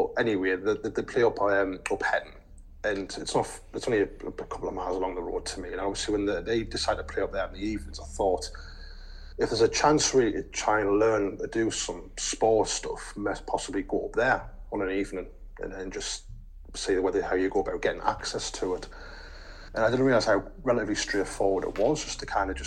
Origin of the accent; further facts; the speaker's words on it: Sunderland, North East England, United Kingdom; we're both lads from Sunderland